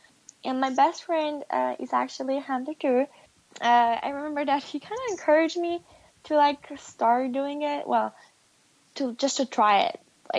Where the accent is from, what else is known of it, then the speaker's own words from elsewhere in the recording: Poland; English is a second language; did not have that great breakfast like we do in Poland. So that's probably the biggest one that I'm missing from Poland.